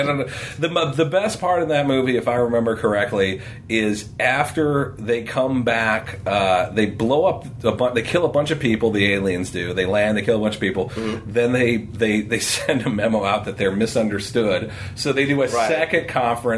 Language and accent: English; Detroit, Michigan, United States; moved away; also born or lived in Amherst, Ohio; I grew up in Detroit. Yeah. I was born in '72.